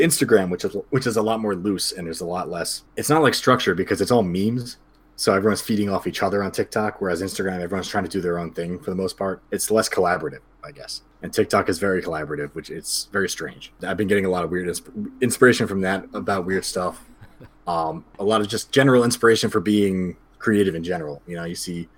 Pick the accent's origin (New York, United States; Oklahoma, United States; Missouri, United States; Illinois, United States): New York, United States; Yonkers; now in Beacon, United States; I grew up in Yonkers, which is just outside of New York City. So I've been here kind of my whole life.